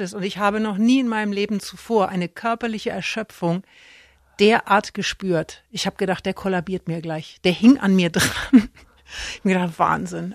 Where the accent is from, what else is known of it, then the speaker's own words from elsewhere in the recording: Erlangen, Bavaria, Germany; moved away; ich komme ja aus Erlangen